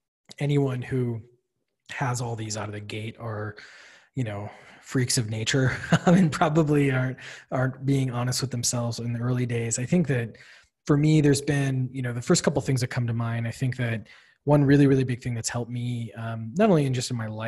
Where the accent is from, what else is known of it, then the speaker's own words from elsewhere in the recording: Wisconsin, United States; moved away as an adult; also born or lived in Illinois / Washington, D.C.; now in Boston, United States; I grew up in Wisconsin, in a town with more cows than people